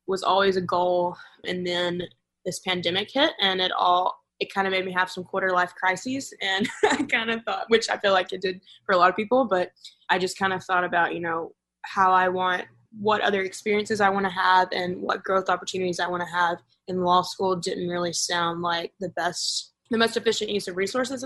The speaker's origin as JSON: {"language": "English", "region": "North Alabama", "country": "United States", "said": "I'm from Alabama. So we drove from North Alabama to Milwaukee"}